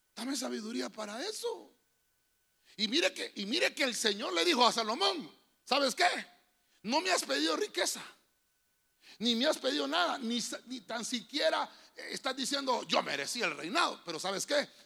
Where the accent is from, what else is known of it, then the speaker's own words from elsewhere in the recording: Honduras; Todos somos mayas porque somos de Honduras